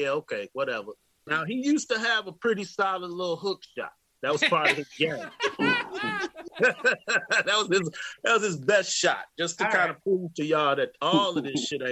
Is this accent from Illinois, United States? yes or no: yes; Chicago, Illinois, United States; I grew up in Chicago, obviously. 95th and Peoria on the south side of Chicago